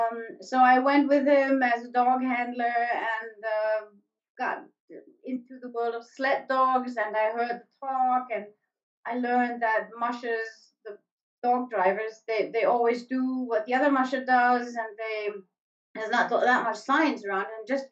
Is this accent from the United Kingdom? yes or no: no; Germany; English is a second language; now in Alaska, United States; The spring that I'm used from Germany just doesn't exist here.